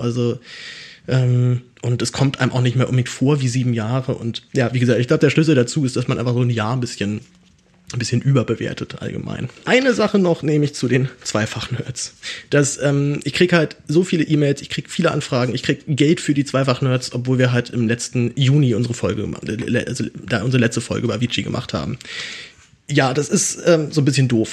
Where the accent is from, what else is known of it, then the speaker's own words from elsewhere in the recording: Berlin, Germany; ich bin ja, bin ja Berliner